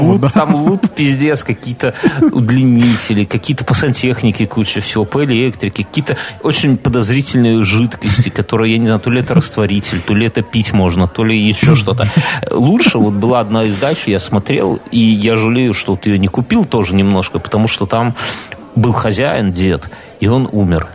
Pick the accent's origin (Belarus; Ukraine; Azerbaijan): Belarus; Minsk; Я минчанин, я ж в Минске прописан